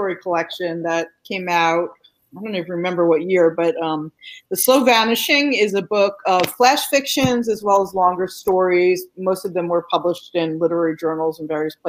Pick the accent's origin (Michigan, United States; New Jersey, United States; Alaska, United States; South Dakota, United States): New Jersey, United States; moved away as an adult; also born or lived in Southern California / Pennsylvania; now in North Carolina, United States; I have lived in North Carolina for 24 years now, but my accent will give me away sometimes. So, you'll probably figure out by the end of this show that I grew up in New Jersey